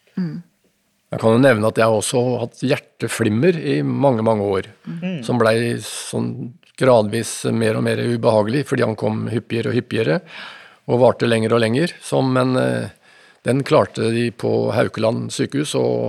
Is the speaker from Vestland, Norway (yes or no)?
no; Fredrikstad, Østfold, Norway; Jeg er fra Fredrikstad